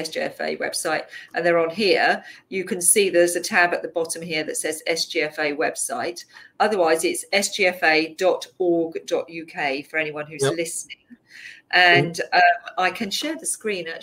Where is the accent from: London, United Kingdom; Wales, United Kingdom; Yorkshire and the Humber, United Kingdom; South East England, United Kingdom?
London, United Kingdom; I grew up in Southeast London